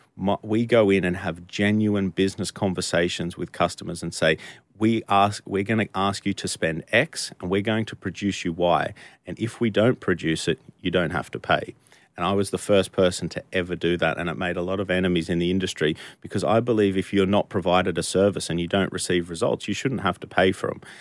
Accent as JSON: {"language": "English", "country": "Australia", "moved": "as an adult", "lives_now": "United Kingdom", "said": "I'm not from the U K, I'm from Australia"}